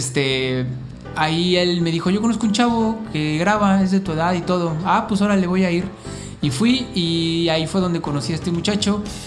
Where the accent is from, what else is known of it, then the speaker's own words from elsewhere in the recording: Mexico City, Mexico; moved away as an adult; also born or lived in Tijuana; now in Cancún, Mexico; yo nací en Tijuana, pero viví como cuatro meses allá nada más y luego ya me regresé a la Ciudad de México de donde son mis papás del, municipio de Azcapotzalco